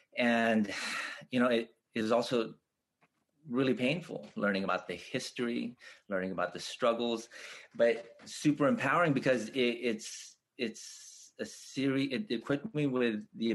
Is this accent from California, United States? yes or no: yes; Los Angeles, California, United States; because I grew up born and raised in Los Angeles.